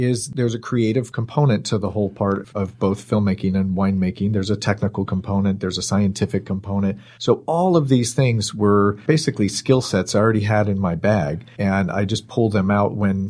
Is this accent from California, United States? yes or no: yes; Bay Area, Marin and Sonoma County, California, United States; I grew up in the Bay Area, up in Marin and Sonoma County.